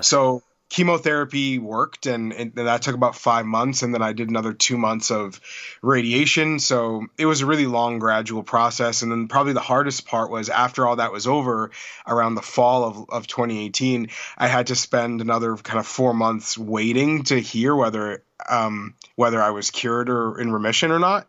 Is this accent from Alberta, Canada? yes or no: no; Toronto, Ontario, Canada; my hometown of Toronto